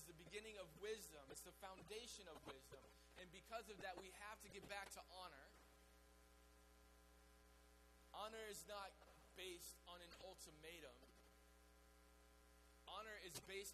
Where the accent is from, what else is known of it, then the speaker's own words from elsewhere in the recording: the South, United States; we're from the South